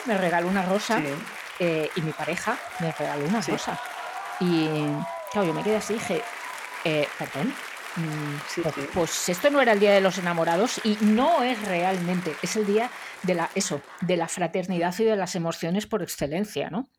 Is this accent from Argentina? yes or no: no; Madrid, Community of Madrid, Spain; yo como madrileña, eh, como buena madrileña